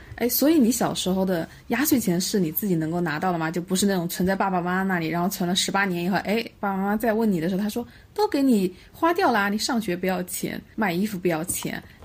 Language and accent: Chinese; Hubei, China; 湖北嘛，湖北过年就是打牌啊